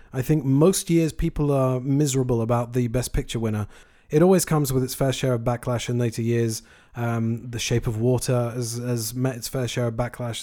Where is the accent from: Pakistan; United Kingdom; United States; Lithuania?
United Kingdom; I am a Brit